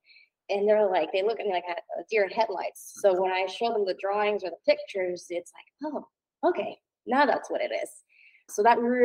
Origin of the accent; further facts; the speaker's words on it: New Jersey, United States; moved away as an adult; now in North Carolina, United States; Grew up and was born and raised in New Jersey.